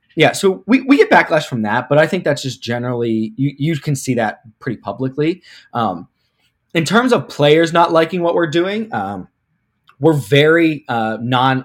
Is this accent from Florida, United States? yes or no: no; Pittsburgh, Pennsylvania, United States; moved away as an adult; now in Cleveland, United States; I'm from Pittsburgh, but I went to school in Ohio, Baldwin Wallace University up here in Cleveland